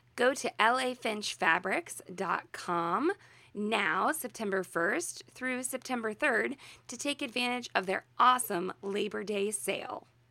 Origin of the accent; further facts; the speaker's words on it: Midwest, United States; we're from the Midwest, we're, we're in the middle of the country, middle of the United States